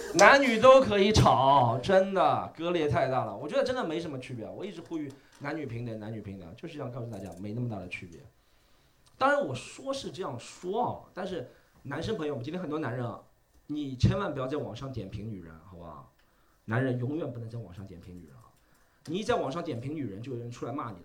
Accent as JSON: {"language": "Chinese", "region": "Shanghai", "country": "China", "said": "我也是上海人。我们家祖上三代都是杨浦区的上海人"}